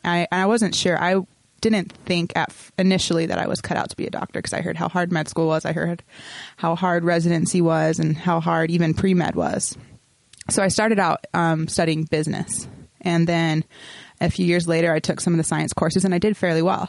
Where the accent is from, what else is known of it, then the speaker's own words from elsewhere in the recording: St. George, Utah, United States; moved away as an adult; also born or lived in Cedar City, Utah; now in Salt Lake City, United States; I'm from St. George, which isn't a small town, but it's fair size.